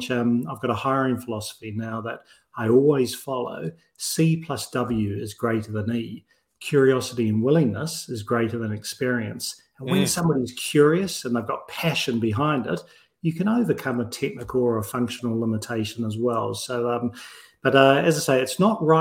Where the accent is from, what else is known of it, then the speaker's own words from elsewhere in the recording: New Zealand; I'm a New Zealander from birth